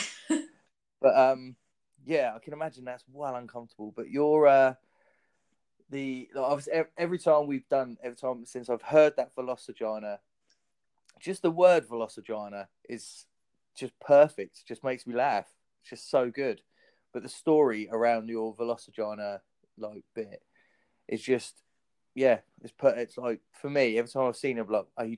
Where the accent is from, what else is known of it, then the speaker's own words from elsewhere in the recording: Southampton, South East England, United Kingdom; also born or lived in Leeds; I'm from Southampton